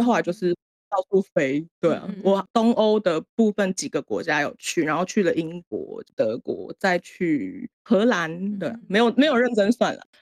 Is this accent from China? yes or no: no; Taiwan; moved away as an adult; now in Japan; 身为一个台湾人